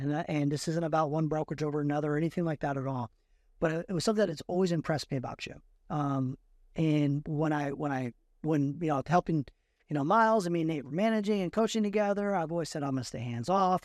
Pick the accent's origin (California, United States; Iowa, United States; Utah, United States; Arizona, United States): California, United States; Fremont; I grew up in Fremont, and Fremont's changed over and over again